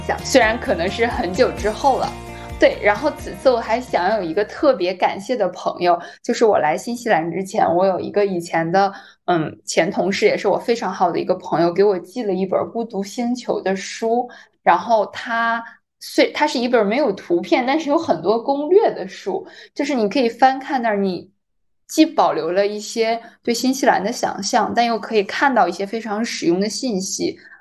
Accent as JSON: {"language": "Chinese", "country": "China", "said": "我是中国人，我听不懂韩语"}